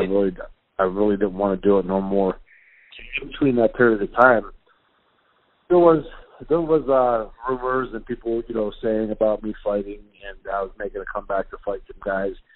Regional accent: Youngstown, Ohio, United States; I have a fitness gym outside of my hometown

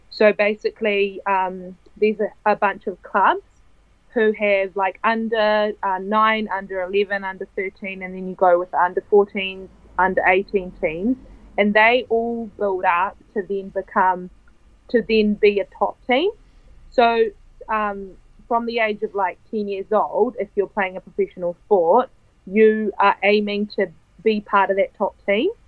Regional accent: Italy; also born or lived in New Zealand; Um, well, my mother's Italian and my dad is Kiwi. So um, I was born in New Zealand, but I moved to Italy when I was 10.

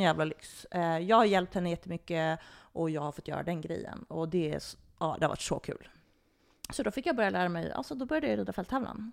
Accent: Botkyrka, Stockholm County, Sweden; jag är ju uppvuxen på Botkyrka ridssällskap

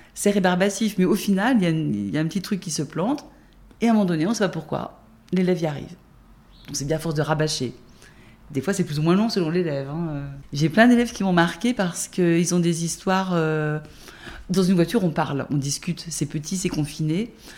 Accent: Jura, Bourgogne-Franche-Comté, France; also born or lived in Dijon; Je suis née à Dijon, mais j'ai grandi dans Jura jusqu'à mes 16-17 ans, à 50 km d'ici

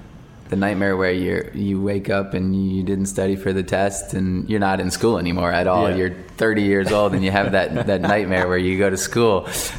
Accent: United States; I don't like calling it football because then I feel like a poser because I'm American.

